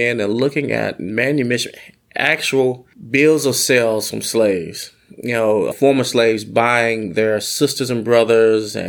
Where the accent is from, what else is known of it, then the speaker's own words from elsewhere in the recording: Arkansas, United States; I'm from Arkansas